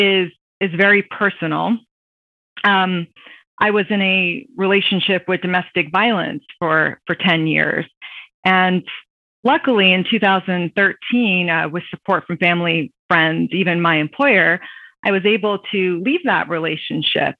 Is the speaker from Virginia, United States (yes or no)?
yes; Virginia Beach, Virginia, United States; moved away as an adult; now in Washington, DC, United States; I grew up in Virginia Beach, Virginia.